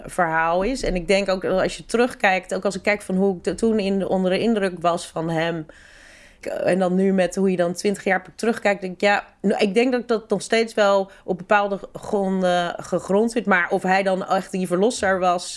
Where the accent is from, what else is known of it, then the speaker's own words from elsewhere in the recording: Rotterdam, South Holland, Netherlands; ik kom uit Rotterdam. Ik ben opgegroeid in Rotterdam.